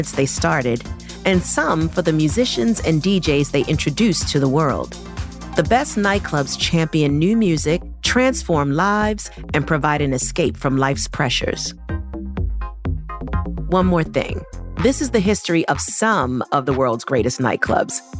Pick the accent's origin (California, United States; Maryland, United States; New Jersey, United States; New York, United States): Maryland, United States; Baltimore; growing up in Baltimore